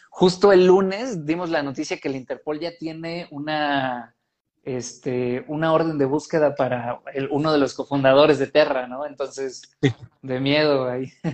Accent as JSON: {"language": "Spanish", "country": "Mexico", "said": "nosotros como mexicanos"}